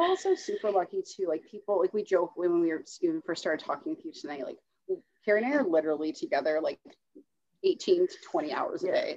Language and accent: English; Ontario, Canada; also born or lived in Toronto / Perth / Kingston / Borden; now in Petawawa, Canada; I grew up in Ontario, lived around the Toronto area, Perth, and Kingston before I moved to Petawawa